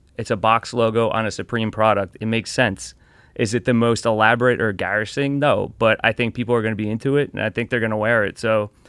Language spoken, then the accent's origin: English; Elizabeth, New Jersey, United States; That, I was born in Northern New Jersey, Elizabeth, and lived there